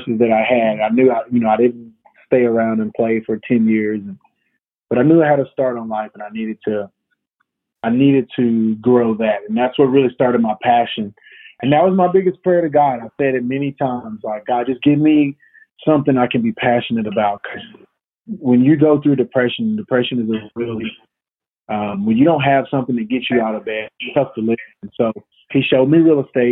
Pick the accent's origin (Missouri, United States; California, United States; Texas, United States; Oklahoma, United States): Texas, United States; Tyler; born and raised in East Texas, Tyler, Texas.